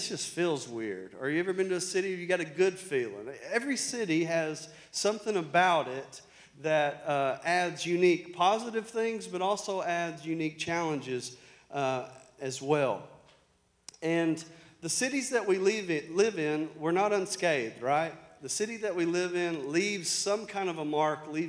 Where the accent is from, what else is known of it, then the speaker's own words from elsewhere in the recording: Arkansas, United States; accent: country; I'm from Arkansas.